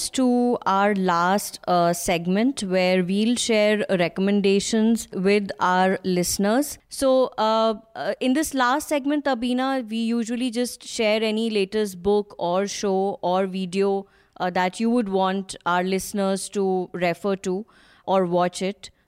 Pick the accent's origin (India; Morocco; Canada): India; Allahabad, Uttar Pradesh; So the book is about uh, the historical historical past of Allahabad, uh, which is my hometown